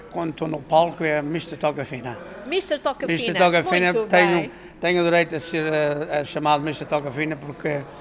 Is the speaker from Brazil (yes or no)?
no; Madeira, Portugal; moved away; eu também nasci na Madeira, mas os meus pais eram no Porto Santo